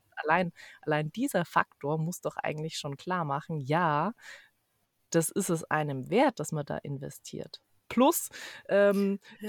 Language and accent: German; Ansbach, Bavaria, Germany; ich komme aus Ansbach ursprünglich